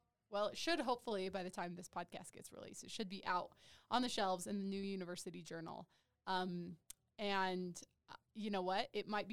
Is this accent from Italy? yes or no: no; an hour south of Moab, southeastern Utah, United States; moved away; I'm not originally from there, but I've lived there since I was 12.